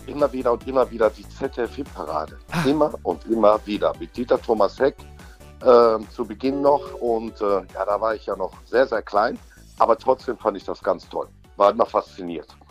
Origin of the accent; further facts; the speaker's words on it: North Rhine-Westphalia, Germany; bei uns in Nordrhein-Westfalen